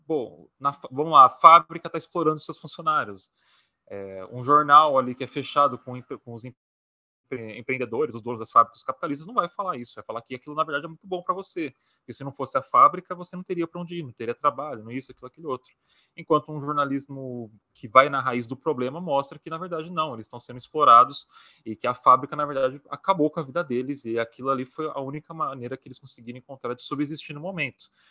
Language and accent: Portuguese; São Paulo, Brazil; sou de São Paulo, SP